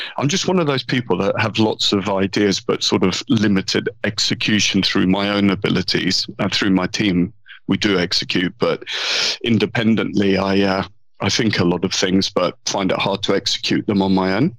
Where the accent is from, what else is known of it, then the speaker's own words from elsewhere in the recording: London, United Kingdom; accent: southern and London; I was born in London. Yeah. Um, grew up in London